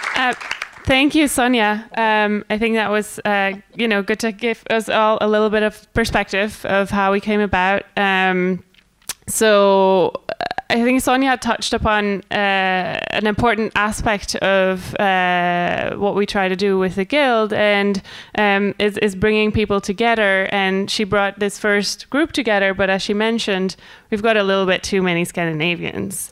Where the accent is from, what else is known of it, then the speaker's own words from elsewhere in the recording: Scotland, United Kingdom; I'm Scottish